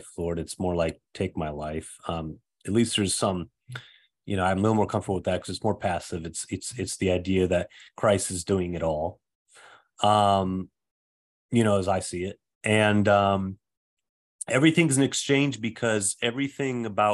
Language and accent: English; Saginaw, Michigan, United States; my hometown of Saginaw, Michigan